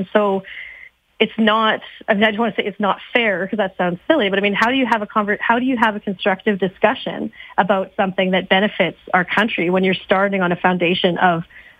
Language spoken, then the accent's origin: English; Canada; I don't understand, especially as a Canadian, as you know.